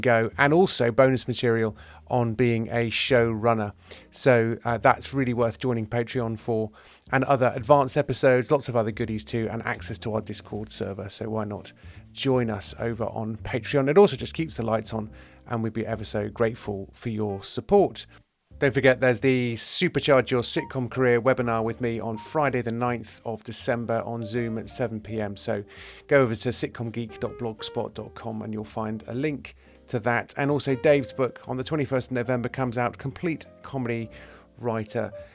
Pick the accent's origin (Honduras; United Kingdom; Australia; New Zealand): United Kingdom; West Country, South West England; I'm from the West Country, and we were an EastEnders household